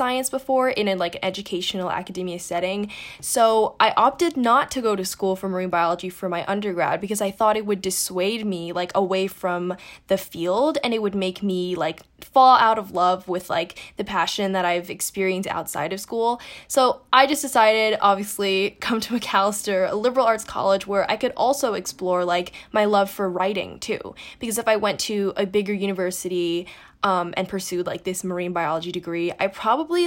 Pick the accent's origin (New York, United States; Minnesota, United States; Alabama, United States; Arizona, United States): New York, United States; New York City; I grew up in New York City